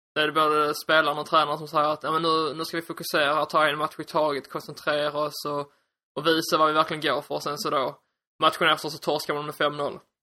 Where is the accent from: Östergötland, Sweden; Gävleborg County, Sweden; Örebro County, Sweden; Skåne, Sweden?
Skåne, Sweden; accent: Skånska; jag hoppas att ni står ut med min skånska